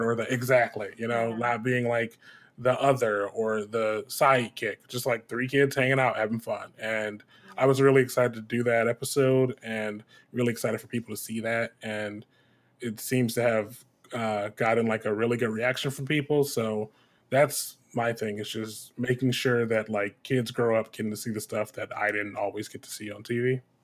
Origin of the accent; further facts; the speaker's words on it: Detroit, Michigan, United States; I'm originally from Detroit, Michigan. That's where I was born and raised